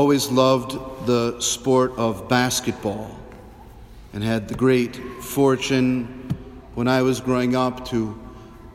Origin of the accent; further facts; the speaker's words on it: Sauk City, Wisconsin, United States; I grew up in Sauk